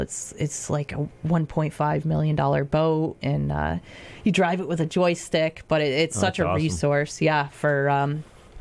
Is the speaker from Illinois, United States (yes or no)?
no; Adams, Massachusetts, United States; I'm local. I grew up in Adams, born and raised